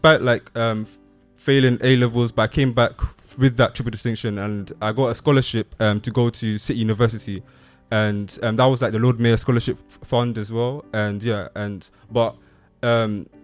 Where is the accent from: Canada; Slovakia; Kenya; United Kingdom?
Kenya; I'm from Kenya.